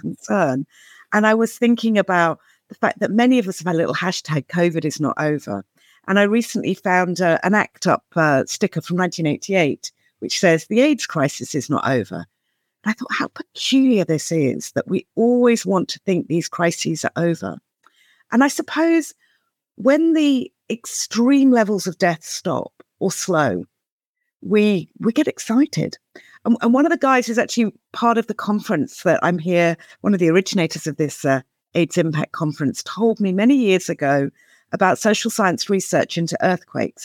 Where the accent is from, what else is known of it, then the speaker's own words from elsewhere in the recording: United Kingdom; as a Brit